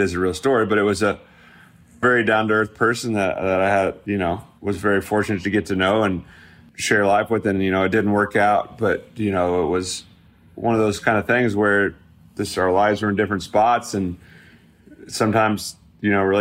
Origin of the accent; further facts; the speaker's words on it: Midwest, United States; moved away; my hometown feel of that Midwest flair that I come from.